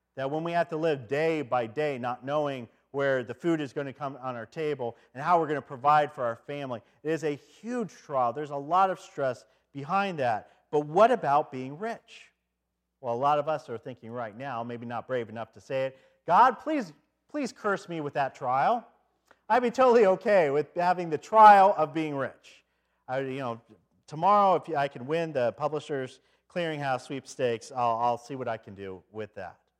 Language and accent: English; Detroit, Michigan, United States; I come from Detroit